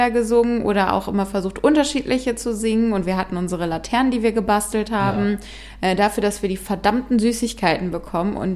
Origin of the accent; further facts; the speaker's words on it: Bonn, North Rhine-Westphalia, Germany; so nennt man es zumindest in Bonn, wo ich herkomme.